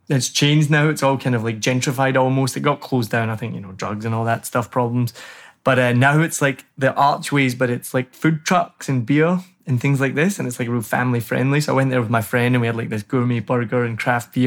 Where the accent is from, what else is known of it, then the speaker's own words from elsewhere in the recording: Glasgow, Scotland, United Kingdom; now in Saigon, Vietnam; I'm from Glasgow